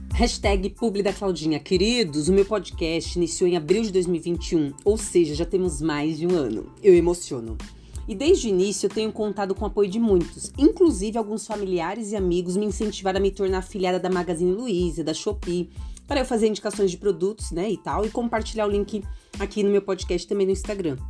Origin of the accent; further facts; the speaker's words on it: São Paulo, Brazil; eu sou de São Paulo capital